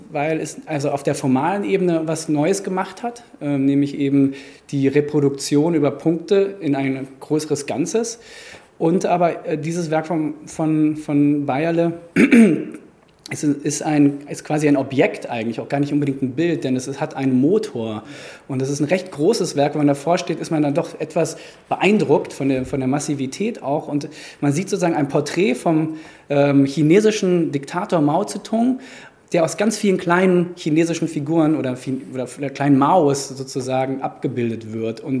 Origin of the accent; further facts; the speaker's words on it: Frankfurt, Hesse, Germany; auch in einem Umfeld aufgewachsen bin in Frankfurt, ja, Frankfurter Schule, 68er.